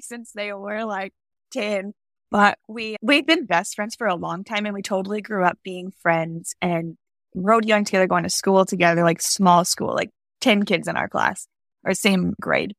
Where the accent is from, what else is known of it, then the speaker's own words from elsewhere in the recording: Alberta, Canada; moved away as an adult; also born or lived in Wyoming; I grew up in Alberta, Canada